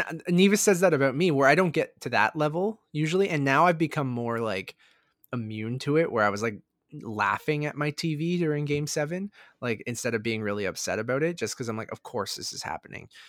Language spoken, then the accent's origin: English; Toronto, Ontario, Canada; I'm from the Toronto area